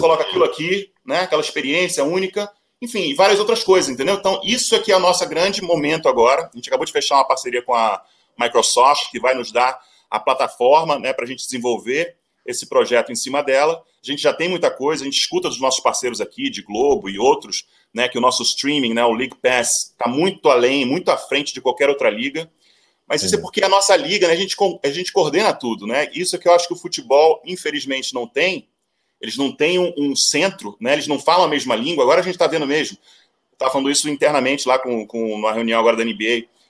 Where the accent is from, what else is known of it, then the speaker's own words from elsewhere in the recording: Brazil; moved away as an adult; also born or lived in United States; sou brasileiro